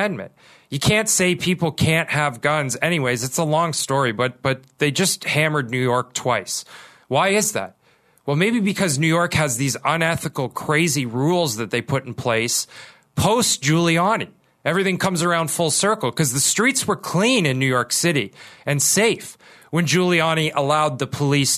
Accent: Kitchener, Ontario, Canada; I grew up in Kitchener, Ontario.

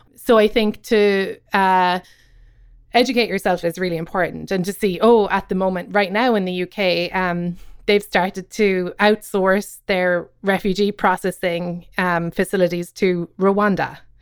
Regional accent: Cobh, Munster, Ireland; moved away as an adult; now in Brooklyn, United States; I grew up in Cove

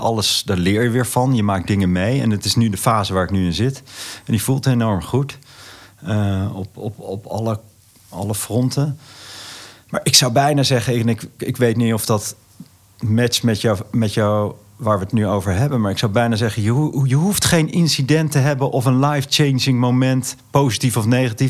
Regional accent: Netherlands; ik voel me echt een Nederlander met, met alle familie en vrienden om me heen

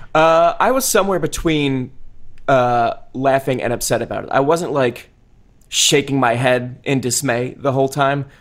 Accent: New Jersey, United States; being from New Jersey

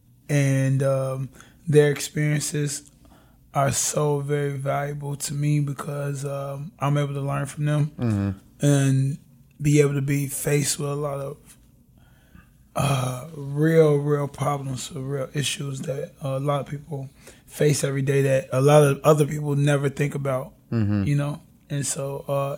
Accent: Chicago, Illinois, United States; first language Ebonics; I grew up in Englewood community on the south side of Chicago

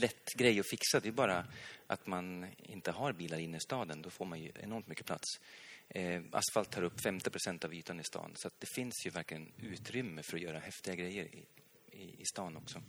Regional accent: Hälsingland, Gävleborg County, Sweden; also born or lived in Stockholm; jag kommer själv från, från Hälsingland

